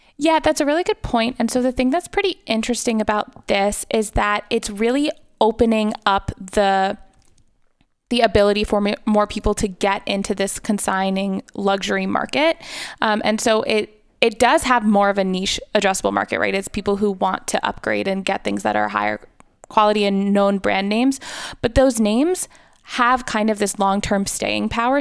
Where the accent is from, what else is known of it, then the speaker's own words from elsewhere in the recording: New York, United States; growing up in New York